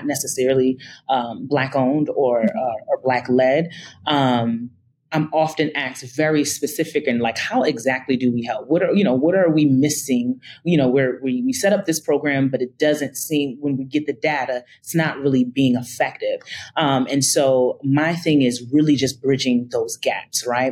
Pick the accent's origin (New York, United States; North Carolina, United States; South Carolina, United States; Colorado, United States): New York, United States; Albany; born or raised there; moved away as an adult; also born or lived in Atlanta, Georgia